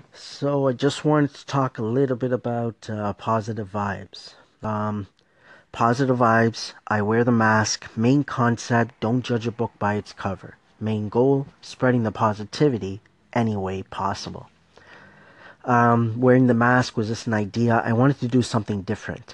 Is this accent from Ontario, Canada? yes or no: yes; Markham, Ontario, Canada; I'm Canadian. Okay, I'm from Toronto, Ontario, Markham to be exact.